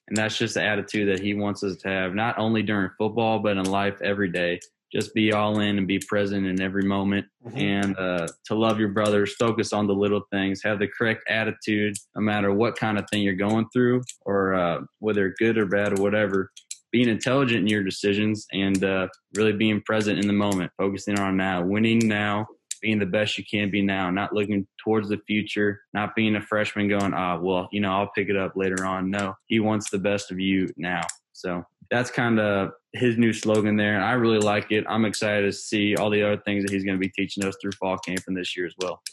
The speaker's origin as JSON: {"language": "English", "town": "St. Louis", "region": "Missouri", "country": "United States", "said": "I'm I'm from St. Louis, so I, I'm I'm back home now"}